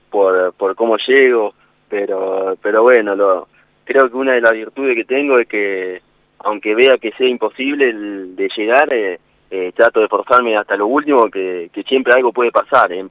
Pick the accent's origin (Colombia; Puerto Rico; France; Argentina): Argentina; Yo del pueblo donde soy, cerca de Paraná, vivo a un kilómetro.